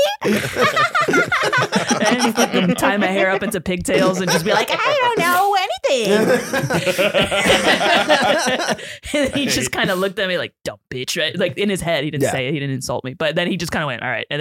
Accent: New York City, New York, United States; also born or lived in Puerto Rico or Dominican Republic; I grew up in the Bronx

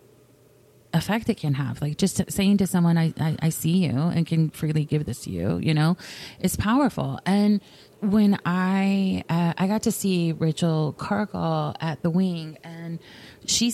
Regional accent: the South, United States; I come from the South, where there is a lot of like, don't make people uncomfortable

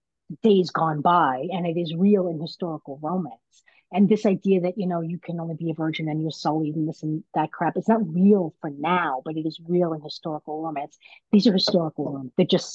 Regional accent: Brooklyn, New York, United States; You know, what's funny is I'm Italian and I'm from Brooklyn, so I know lots of people.

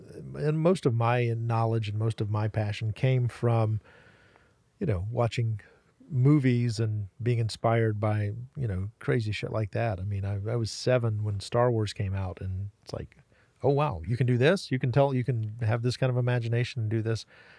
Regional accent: Waynesville, North Carolina, United States; Relatively close to Asheville. Yeah. Like Waynesville, Haywood County.

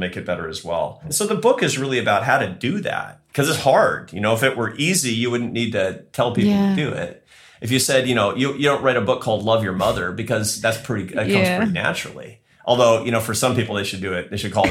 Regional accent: United States; I'm American

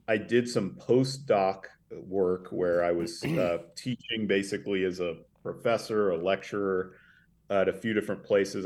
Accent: Sandpoint, Idaho, United States; also born or lived in Tulsa, Oklahoma; I grew up in the northern Idaho panhandle uh, in a town called Sandpoint

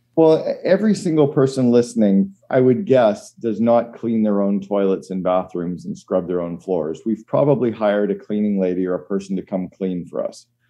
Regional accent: Canada; as a Canadian

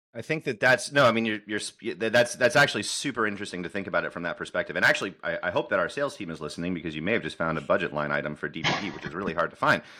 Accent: United States; I'm an American engineer

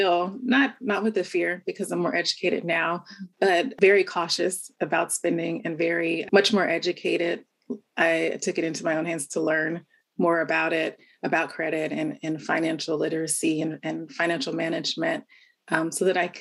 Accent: Southern California, United States; also born or lived in Bay Area; Born and raised in Southern California, to a very large family

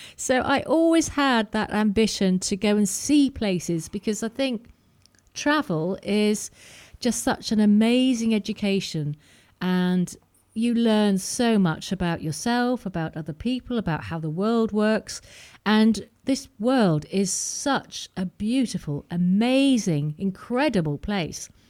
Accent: Preston, North West England, United Kingdom; moved away; also born or lived in Wirral / south of France; I grew up in Preston

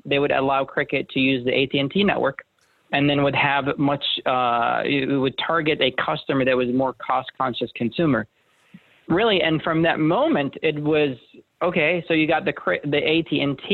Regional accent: Jordan; moved away as an adult; also born or lived in Syracuse, New York; now in United States; I was born and raised in Jordan, a place that not a lot of people are familiar

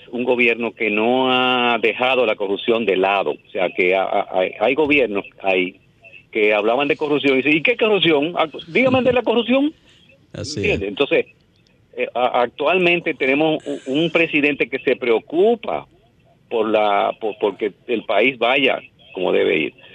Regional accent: Dominican Republic; somos dominicanos

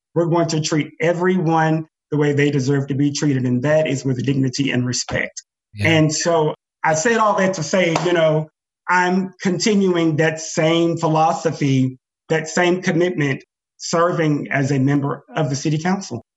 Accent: Joiner, Arkansas, United States; now in Fayetteville, United States; growing up in Joiner, where opportunities are very limited

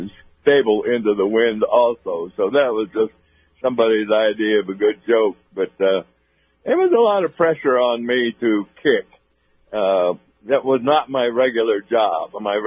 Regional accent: northern Idaho, United States; I came from Idaho. Right. And played at the University of Idaho and grew up in northern Idaho in a little town of about 3,000 people

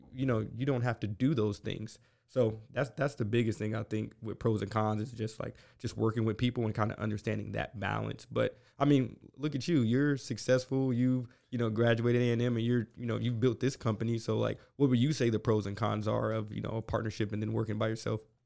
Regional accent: Westerville, Ohio, United States; moved away as an adult; now in College Station, United States; I'm from Ohio originally, uh, grew up in Columbus, Ohio. um, in Westerville, a s, small suburb in Columbus

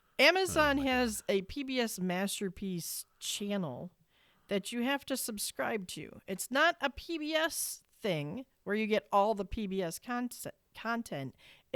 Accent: Ireland; I'm Irish, so Irish folktale stuff, yes.

